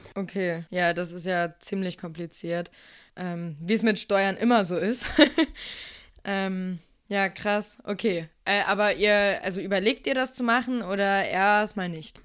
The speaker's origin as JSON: {"language": "German", "region": "Lower Saxony", "country": "Germany", "said": "ich komme lustigerweise auch aus Niedersachsen und hänge jetzt wegen der Corona-Situation auch gerade in Nordheim bei meinen Eltern rum"}